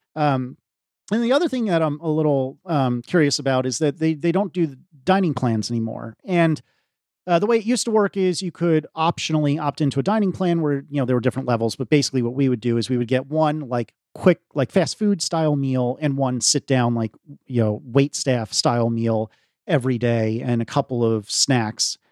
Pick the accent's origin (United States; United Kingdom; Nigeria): United States; as an American